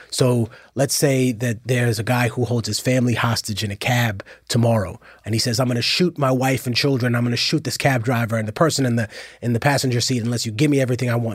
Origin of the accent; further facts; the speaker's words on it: New York City, New York, United States; I'm from Harlem